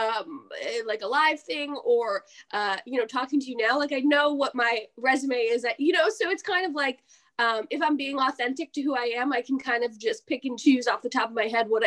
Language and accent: English; New Jersey, United States; who we are as New Jerseyans.